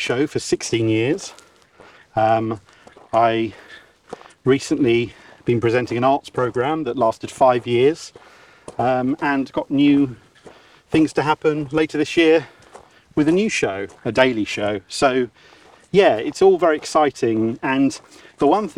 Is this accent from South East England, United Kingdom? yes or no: yes; Dover, South East England, United Kingdom; I'm a kid from Dover